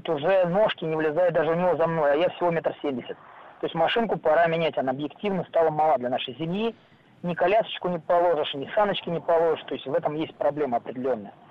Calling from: Moscow, Russia; я покупал ее, я из Москвы, прошу прощения

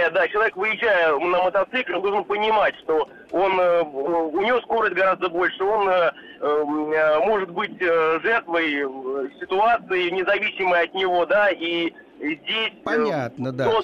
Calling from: Saint Petersburg, Russia; Я из Петербурга.

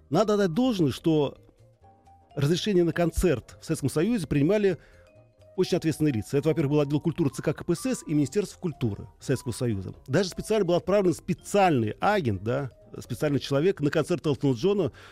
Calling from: Orenburg, Orenburg Oblast, Russia; я вам звоню из Оренбурга.

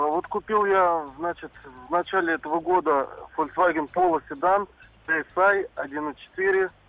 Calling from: Tomsk, Tomsk Oblast, Russia; Я из города Томска

